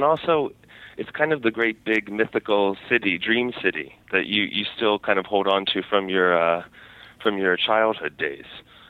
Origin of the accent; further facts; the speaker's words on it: Cincinnati, Ohio, United States; moved away as an adult; now in New York, United States; I grew up in Cincinnati, and I loved Cincinnati